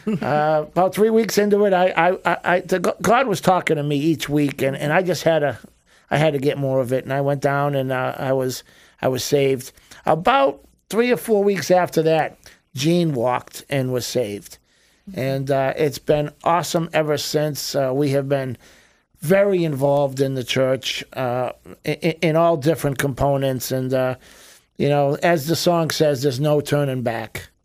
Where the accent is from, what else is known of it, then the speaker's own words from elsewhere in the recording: Boston, Massachusetts, United States; now in Florida, United States; We grew up in Boston as Irish Italian Catholics